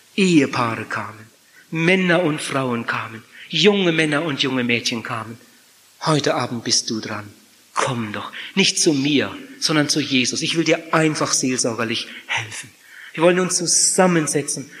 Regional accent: Germany; Bei uns in Deutschland

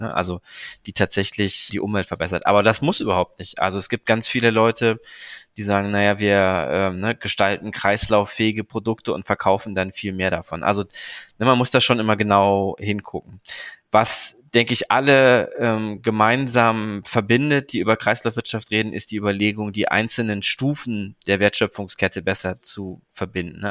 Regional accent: Cologne, North Rhine-Westphalia, Germany; aus dem Krankenhaus in Köln, wo ich geboren bin

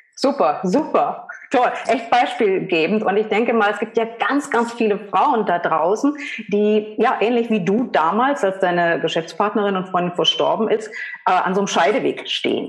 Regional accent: Saxony, Germany; Wir sind beide aus Sachsen, wenn man es nicht hört

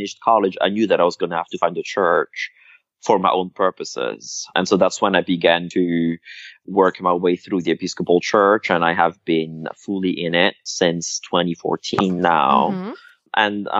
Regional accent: Madagascar; moved away; also born or lived in Paris; the religious setting that I was brought up in Madagascar.

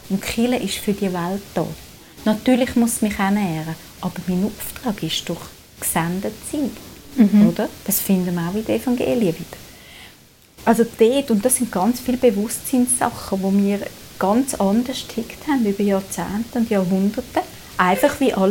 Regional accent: Zurich, Switzerland; ich komme aus Zürich, ich komme aus einer liberalen Tradition.

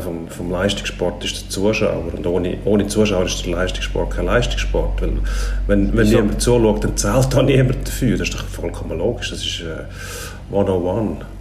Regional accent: Switzerland; Bei uns in der Schweiz

